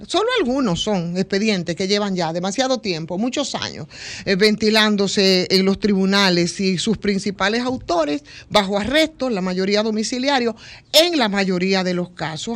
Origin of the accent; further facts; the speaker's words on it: Villa Jaragua, Bahoruco, Dominican Republic; de donde vengo yo, es específicamente de ahí, Villaragua, siete kilómetros del municipio cabecera que es Neiva.